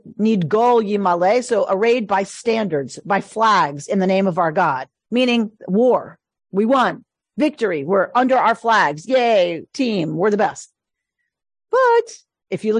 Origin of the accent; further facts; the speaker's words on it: United States; I love being American. I love America. I am a patriot.